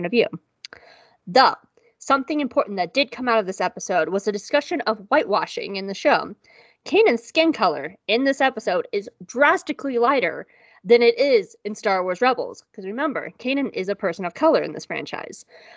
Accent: the South, United States; I am from the South

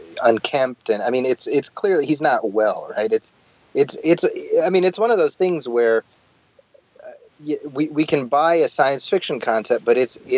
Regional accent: San Francisco, California, United States; a Planet of the Apes movie set in my hometown.

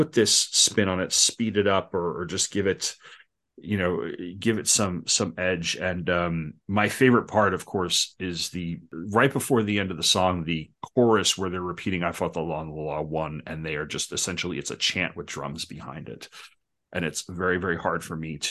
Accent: Long Island, New York, United States; I'm from Long Island

